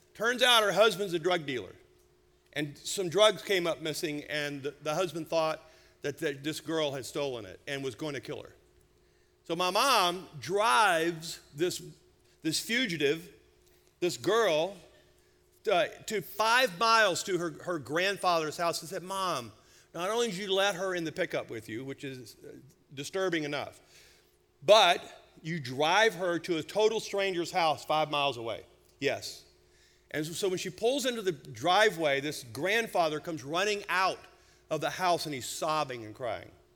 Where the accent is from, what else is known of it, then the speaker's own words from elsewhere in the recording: United States; As American Christians